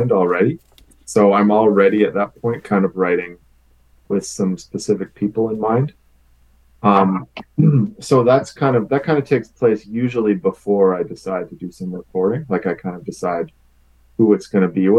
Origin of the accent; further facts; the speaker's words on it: Winnipeg, Manitoba, Canada; I grew up in Winnipeg